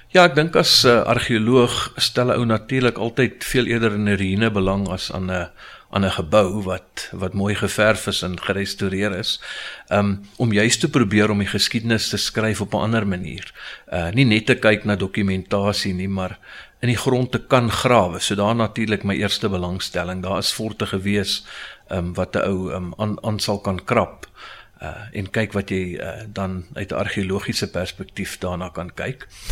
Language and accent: Afrikaans; Pretoria, Gauteng, South Africa; ek is 'n Pretoriaaner, ge gebore in Getoe. Uh eh, was eintlik maar my hele lewe lank in Pretoria en is nog steeds hierso.